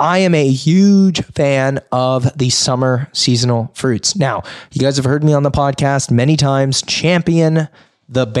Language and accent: English; Sonora, California, United States; I grew up in Sonora